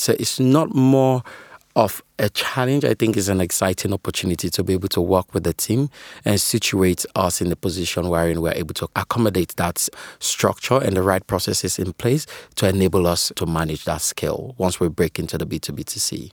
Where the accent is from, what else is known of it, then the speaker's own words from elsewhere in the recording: Sierra Leone; now in United Kingdom; I'm originally from Sierra Leone, currently, uh, based out in the U K.